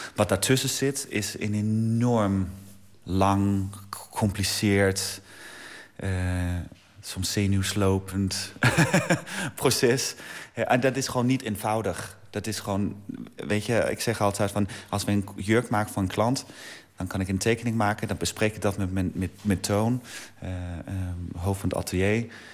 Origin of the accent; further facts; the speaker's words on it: Denmark; moved away; mijn vaderland